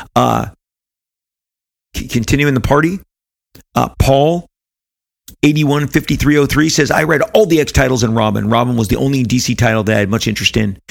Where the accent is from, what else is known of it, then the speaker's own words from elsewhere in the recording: United States; didn't travel beyond the United States of America in my teenage years